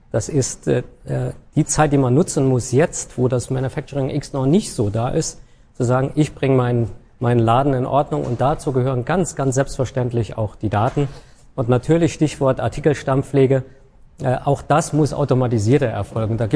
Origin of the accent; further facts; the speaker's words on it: Saarland, Germany; ich als Saarländer freue mich immer, wenn ich dorthin